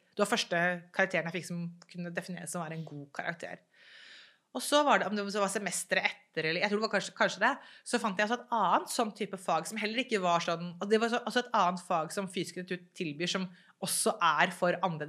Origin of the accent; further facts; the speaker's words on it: Norway; jeg er jo født og oppvokst i Norge